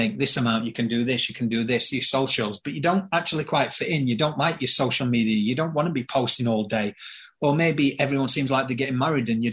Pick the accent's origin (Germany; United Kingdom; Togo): United Kingdom; Yorkshire and the Humber; I'm from Yorkshire.